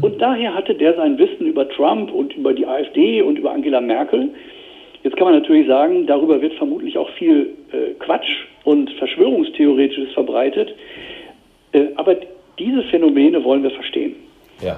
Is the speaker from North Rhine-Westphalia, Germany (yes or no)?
yes; Verl, North Rhine-Westphalia, Germany; moved away; also born or lived in Tokyo, Japan; wenn wir vorhin über meine Heimat sprachen, Kreis Gütersloh, Ferl